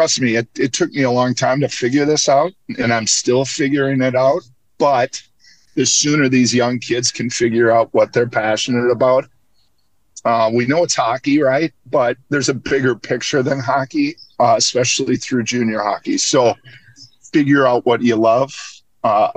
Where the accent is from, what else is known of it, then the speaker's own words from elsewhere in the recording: Minnetonka, Minnesota, United States; born and raised in Minnetonka, played 3 years of high school hockey there at Minnetonka High School.